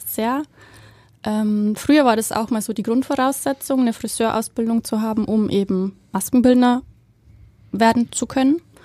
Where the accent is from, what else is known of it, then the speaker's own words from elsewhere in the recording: Bavaria, Germany; moved away as an adult; also born or lived in Berlin; now in Hamburg, Germany; ich komme aus Bayern. ähm, hört man vielleicht so ein bisschen